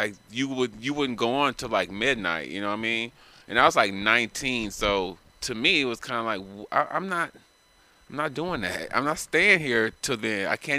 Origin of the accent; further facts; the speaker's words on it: Los Angeles, California, United States; also born or lived in San Diego; I grew up in L.A.